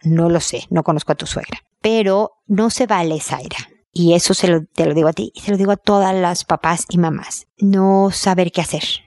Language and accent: Spanish; Mexico; como buena mexicana